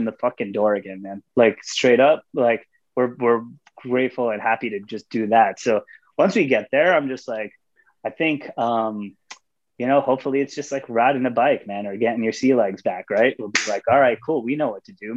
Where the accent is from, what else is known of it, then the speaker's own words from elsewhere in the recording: Long Island, New York, United States; I'm from Long Island, right? Like, I grew up on Long Island